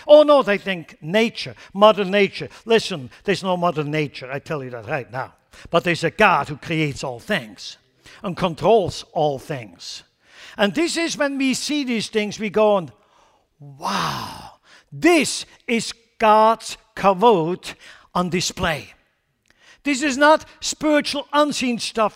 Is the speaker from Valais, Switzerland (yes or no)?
no; Lucerne, Switzerland; moved away; in Lucerne, my hometown